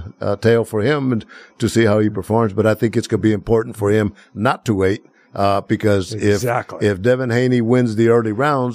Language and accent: English; Planada, California, United States; I make it known that I'm from the San Joaquin Valley. I know. Planada.